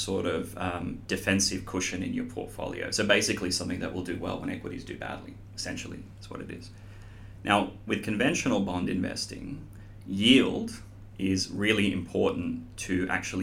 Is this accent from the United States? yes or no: no; Sydney, New South Wales, Australia; moved away as an adult; also born or lived in Europe / Asia; I grew up here in Sydney, but have actually spent most of my career in Europe and Asia